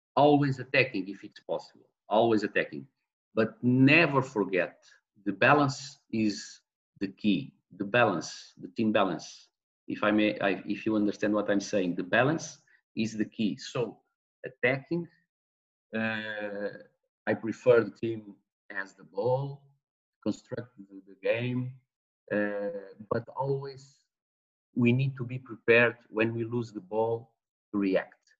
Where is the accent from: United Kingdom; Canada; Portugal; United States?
Portugal; now in Mozambique; I was born in Mozambique in 72, 1972. Uh, I was born in 72. In 75, with, with the independence in Mozambique, I went, I returned, I returned, no, I went to Portugal. My parents returned to Portugal and I grew in Portugal